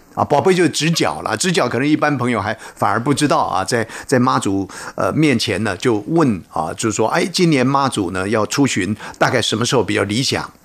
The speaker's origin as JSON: {"language": "Chinese", "country": "Taiwan", "said": "就在我们台湾呢，作为一个台湾人"}